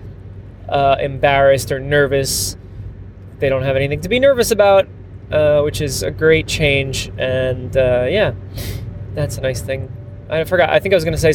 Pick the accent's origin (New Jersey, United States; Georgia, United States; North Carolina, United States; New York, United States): New Jersey, United States; moved away as an adult; now in Amsterdam, Netherlands; I live in Amsterdam in the Netherlands, but I grew up in New Jersey, raised in this fine land till I was, I don't know, 20 years old